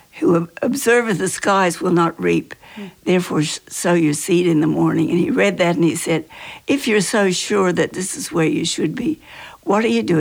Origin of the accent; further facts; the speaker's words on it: Australia; moved away; I'm Australian